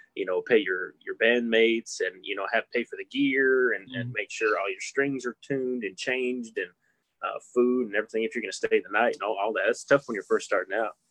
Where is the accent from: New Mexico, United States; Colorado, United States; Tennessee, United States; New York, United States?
New Mexico, United States; Hobbs; also born or lived in Lubbock, Texas; born and raised. Been here my whole